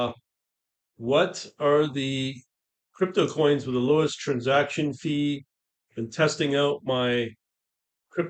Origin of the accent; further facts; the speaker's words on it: Canada; as a Canadian